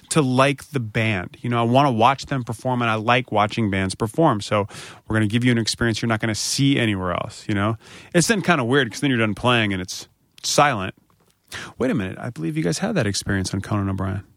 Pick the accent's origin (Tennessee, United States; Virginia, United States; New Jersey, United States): Virginia, United States; Springfield; also born or lived in Harrisonburg, Virginia / Richmond, Virginia; I'm from Springfield, Virginia